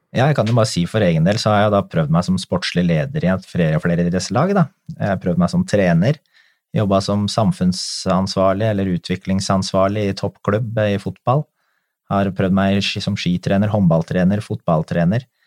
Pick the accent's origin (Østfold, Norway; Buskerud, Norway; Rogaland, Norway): Buskerud, Norway; Drammen; det er jo klubben min hjemme. Jeg kommer jo fra Konnerud